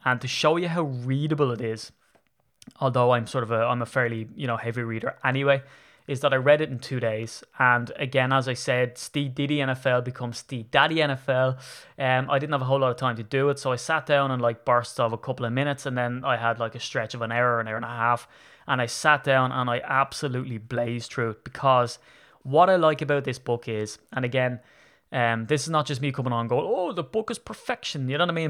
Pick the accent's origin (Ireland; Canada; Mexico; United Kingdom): Ireland; I'm Irish.